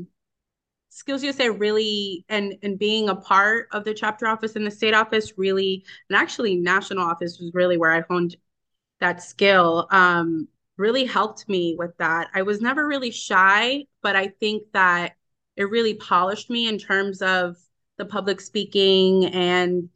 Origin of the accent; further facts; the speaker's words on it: Cranston, Rhode Island, United States; also born or lived in Dominican Republic; I enjoyed my childhood in Rhode Island. I grew up there. It was a great, I'm from Cranston.